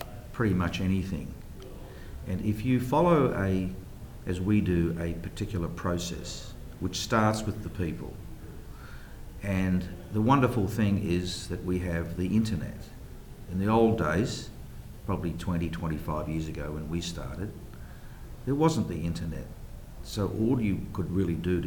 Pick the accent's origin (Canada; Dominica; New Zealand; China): New Zealand; moved away as an adult; also born or lived in Sydney, Australia / New York, United States; I grew up in New Zealand and lucky enough to have lived a wonderful life in Auckland